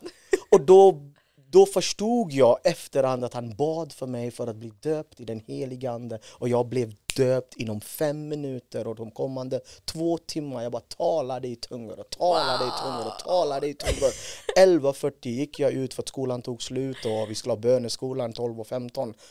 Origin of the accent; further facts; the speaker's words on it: India; Swedish is a second language; moved away as an adult; now in Sweden; född och uppvuxen i Indien